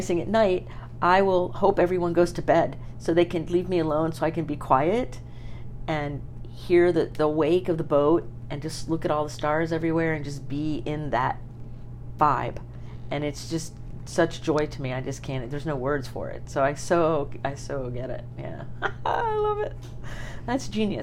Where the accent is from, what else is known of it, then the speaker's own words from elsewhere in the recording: Sarasota, Florida, United States; I was raised in Sarasota, racing sailboats and sailing my whole life